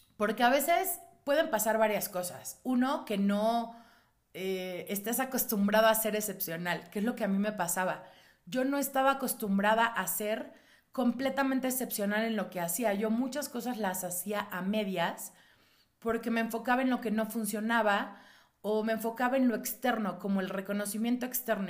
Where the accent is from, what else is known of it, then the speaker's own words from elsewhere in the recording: Mexico City, Mexico; yo soy de la Ciudad de México